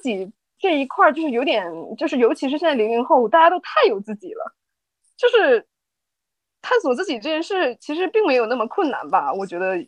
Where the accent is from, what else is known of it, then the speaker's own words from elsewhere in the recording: Northeast China, China; now in Shanghai, China; 因为我是东北的嘛